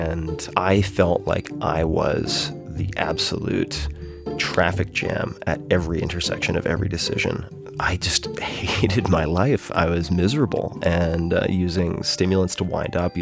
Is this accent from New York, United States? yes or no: yes; Long Island, New York, United States; I grew up on Long Island, right next to the water